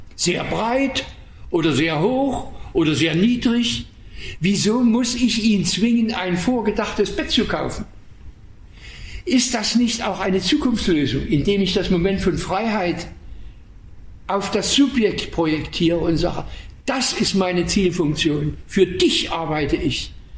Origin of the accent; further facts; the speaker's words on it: Waldheim, Saxony, Germany; moved away; in Waldheim, meiner, Heimat, meiner Heimatstadt